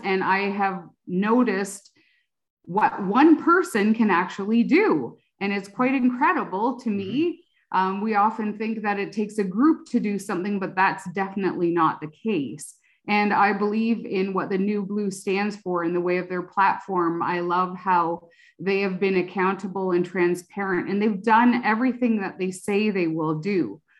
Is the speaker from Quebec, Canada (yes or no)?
no; Oxford County, Ontario, Canada; I grew up in Oxford County